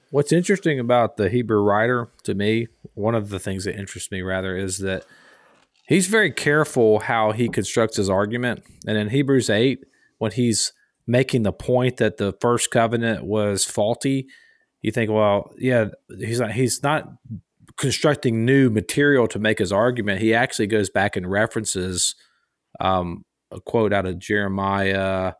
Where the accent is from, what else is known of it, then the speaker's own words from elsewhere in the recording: Gainesville, Florida, United States; the town I grew up in was in Gainesville, Flor-, Florida